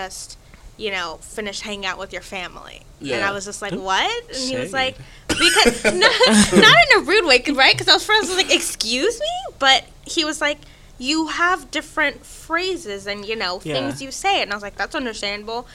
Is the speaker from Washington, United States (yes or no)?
no; McKinney, Texas, United States; also born or lived in Sweden; I lived in Sweden, like, first through third grade, you know. I grew up in McKinney, which is 100% suburban. It's like an hour from Dallas.